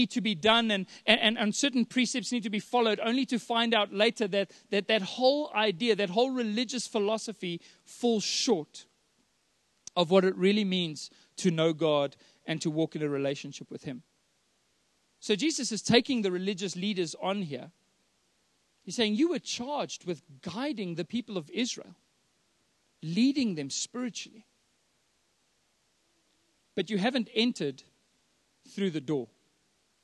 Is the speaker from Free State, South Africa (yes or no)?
no; Johannesburg, Gauteng, South Africa; We're from Joburg